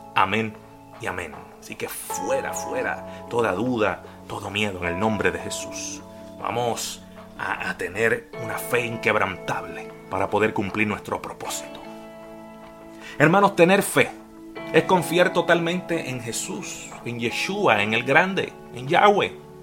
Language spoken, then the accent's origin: Spanish; Puerto Rico; moved away as an adult; also born or lived in Florida, United States; now in Jacksonville, Florida, United States; Soy de Puerto Rico, pero ya llevo con mi familia siete